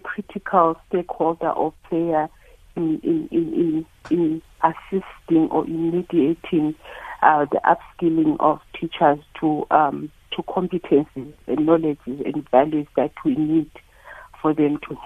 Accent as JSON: {"language": "English", "country": "South Africa", "said": "as a South African society"}